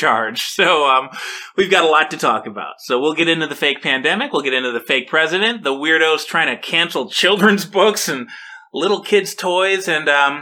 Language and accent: English; Michigan, United States; I'm from Michigan